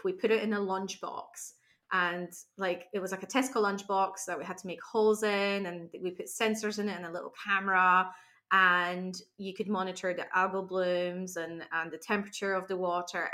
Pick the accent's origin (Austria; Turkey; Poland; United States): Poland; English is a second language; now in Glasgow, United Kingdom; I come from Poland